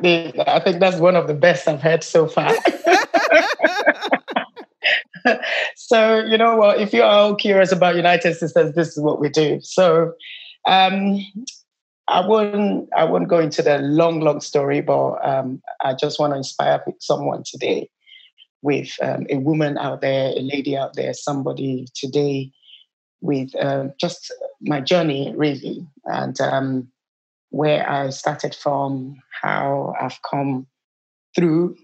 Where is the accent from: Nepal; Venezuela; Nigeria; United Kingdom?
Nigeria; moved away as an adult; I'm originally from Nigeria. I've been in this country for the past over 20 years